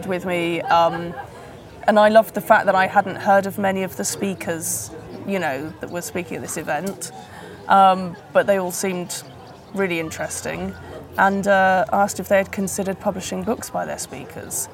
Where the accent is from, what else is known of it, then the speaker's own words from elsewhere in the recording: Wales, United Kingdom; moved away; I was born in Wales.